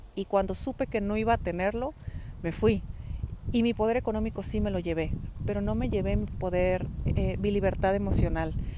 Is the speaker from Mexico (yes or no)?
yes; Mexico; moved away as an adult; also born or lived in Spain; dejar a mi familia eh, en México